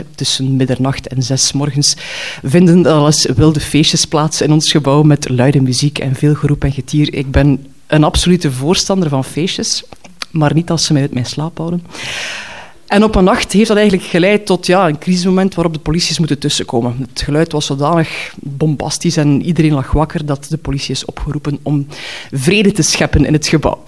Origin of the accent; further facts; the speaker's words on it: Knokke, Flanders, Belgium; papierwinkel of papierzaak in Knokken stapte, waar ik ben opgegroeid